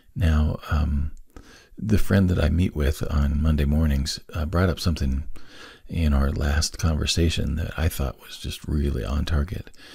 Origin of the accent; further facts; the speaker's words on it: Wyoming, United States; I was born on the Lincoln Highway, and I lived in four or five different places along the old Lincoln Highway as I was growing up